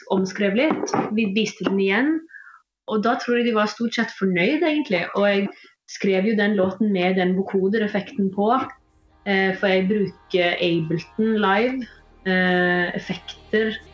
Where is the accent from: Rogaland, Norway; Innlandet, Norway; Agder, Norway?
Rogaland, Norway; Stavanger; accent: mix of Eastern and Western Norwegian; mine foreldre snakker østlandsk, men jeg vokste opp i Stavanger